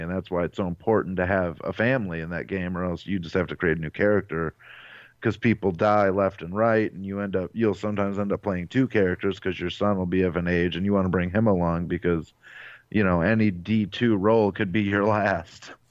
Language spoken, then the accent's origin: English; Avon Lake, Ohio, United States; I'm from Avon Lake, Ohio, which is in the Cleveland area